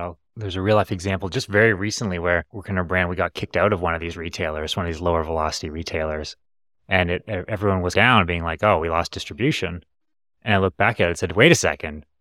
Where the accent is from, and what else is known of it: Canada; born or raised there